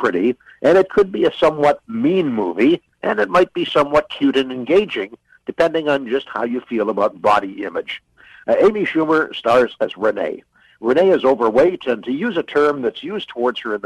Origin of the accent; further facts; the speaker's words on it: Canada; as a Canadian